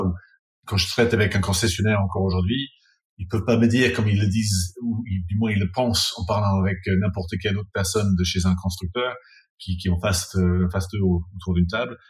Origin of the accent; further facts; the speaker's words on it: England, United Kingdom; also born or lived in France; now in London, United Kingdom; je suis anglais